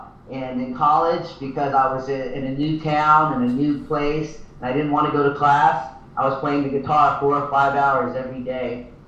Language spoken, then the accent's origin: English; Abilene, Texas, United States; also born or lived in Thailand / Oklahoma / South Florida; I'm half Thai and half Caucasian, and I was born in Thailand, but I grew up here in Texas, in Abilene, Texas specifically.